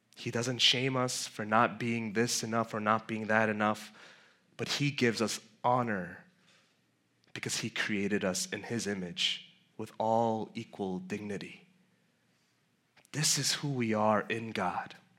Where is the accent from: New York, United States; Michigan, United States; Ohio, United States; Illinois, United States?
New York, United States; New York City; I grew up in Flushing. Um, technically white stone, but it's close enough